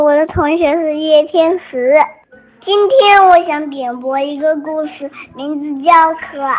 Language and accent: Chinese; Ningbo, Zhejiang, China; 我今年五岁了，我来自宁波。